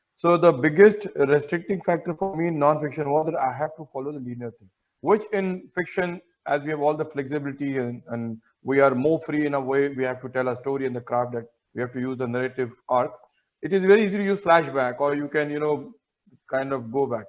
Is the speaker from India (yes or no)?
yes; Mumbai, Maharashtra, India; I have lived all my life in northern Mumbai, say in Ghatkopar area and Victoria